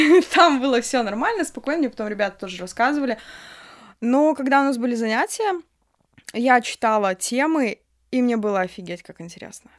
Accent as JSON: {"language": "Russian", "town": "Grodno", "region": "Grodno Region", "country": "Belarus", "said": "Я вообще сама из Гродно, это все Гродненские университеты"}